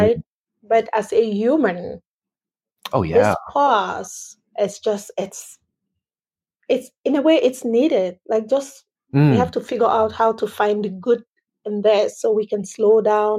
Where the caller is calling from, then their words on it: Atlanta, Georgia, United States; I am calling from Atlanta, Georgia, which is home.